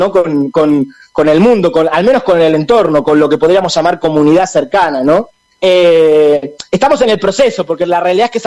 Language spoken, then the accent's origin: Spanish; Argentina; como nosotros decimos en Argentina chao